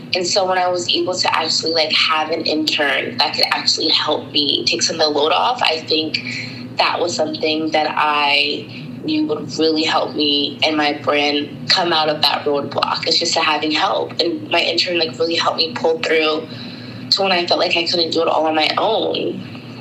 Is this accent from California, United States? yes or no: no; Tampa, Florida, United States; moved away as an adult; also born or lived in Brooklyn, New York / Long Island, New York / Washington, D.C.; I was born at Brooklyn Hospital and then I was raised in Long Island until I was about 10. And then my family moved to Tampa, Florida um, for the rest of my uh, older years um, until I graduated high school.